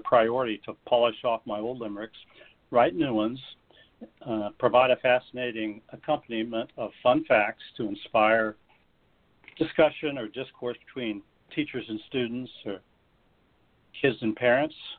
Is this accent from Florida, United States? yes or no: yes; Florida, United States; as a child growing up in Florida